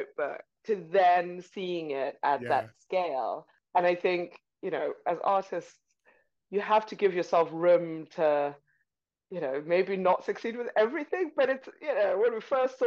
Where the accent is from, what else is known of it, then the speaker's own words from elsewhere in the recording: Zimbabwe; also born or lived in Buckinghamshire, United Kingdom; now in United Kingdom; I'm from Zimbabwe